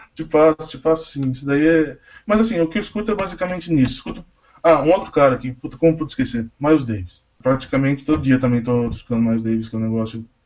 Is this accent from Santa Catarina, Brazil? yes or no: no; Tatuí, São Paulo, Brazil; eu sou de Tatuí